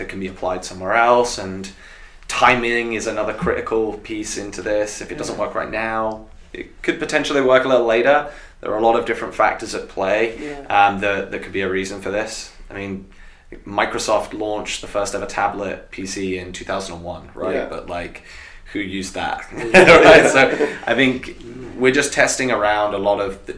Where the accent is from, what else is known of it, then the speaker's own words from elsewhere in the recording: United Kingdom; accent: British; my British accent